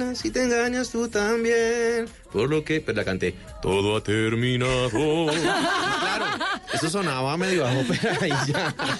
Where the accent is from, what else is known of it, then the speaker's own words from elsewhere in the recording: Cartago, Valle del Cauca, Colombia; also born or lived in Cali; Yo soy de Cartago, Pero, pero bueno, pasé mi infancia en, Cartago y hice todo mi bachillerato en Cali